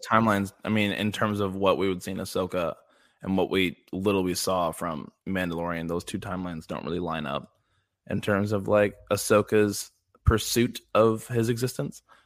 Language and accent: English; Midwest, United States; I'm from the Midwest in the United States